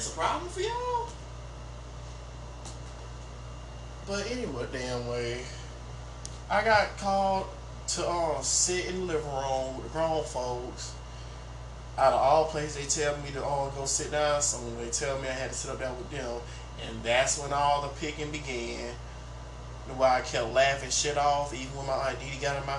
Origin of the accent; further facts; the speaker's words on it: Thomaston, Georgia, United States; I'm born and raised in Thomaston